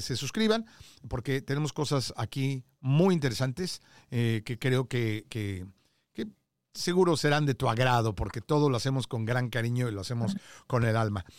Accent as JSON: {"language": "Spanish", "country": "Mexico", "said": "te hablo como mexicano"}